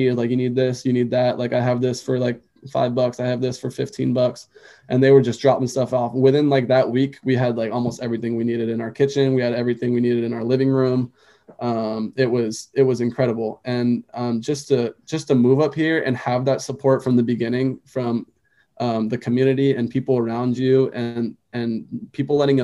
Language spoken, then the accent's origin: English; California, United States; moved away as an adult; also born or lived in Alaska; now in Anchorage, United States; moving to Alaska when you're born and raised in California and you live there your entire life